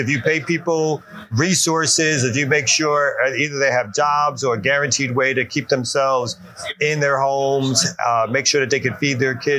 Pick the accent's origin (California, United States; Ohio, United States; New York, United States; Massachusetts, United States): New York, United States; Brooklyn; now in Atlanta, United States; I'm originally from Brooklyn, New York